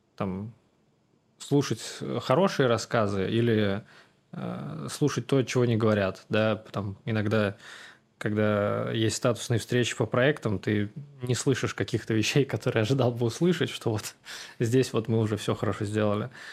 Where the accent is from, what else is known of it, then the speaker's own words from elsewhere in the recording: Samara, Samara Oblast, Russia; Я вырос в Самаре